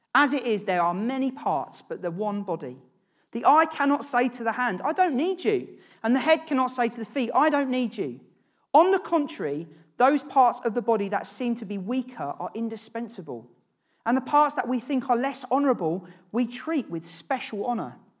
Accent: Norwich, East of England, United Kingdom; moved away as an adult; also born or lived in London; I grew up in Norwich with James.

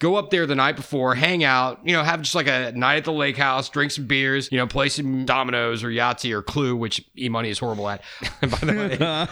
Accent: Georgia, United States; I grew up here in Georgia

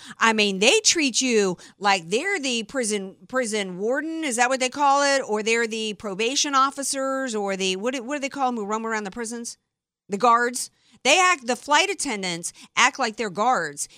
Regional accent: Deep South, United States; I'm from the Deep South.

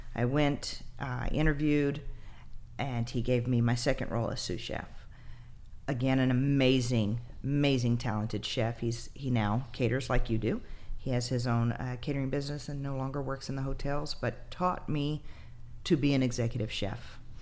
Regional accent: Texas, United States; I'm from Texas. You know, I live in the USA

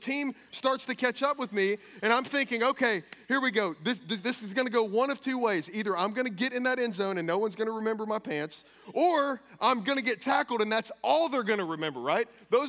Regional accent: Kentucky, United States; I came from Kentucky.

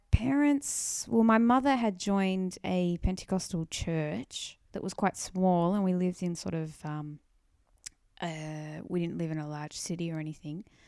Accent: Wollongong, New South Wales, Australia; I grew up in Wollongong

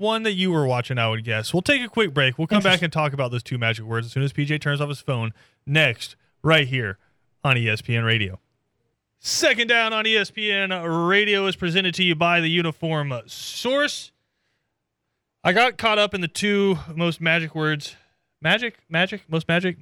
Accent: Atlanta, Georgia, United States; I'm from Atlanta.

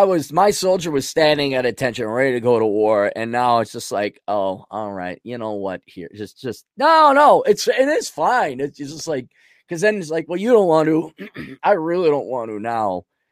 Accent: Russia; I was laughing because I grew up in Russia.

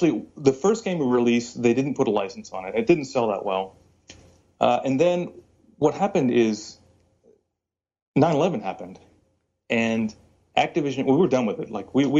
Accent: Virginia, United States; also born or lived in California; Because I was born in California, but I moved to Virginia, and so all my friends are rednecks.

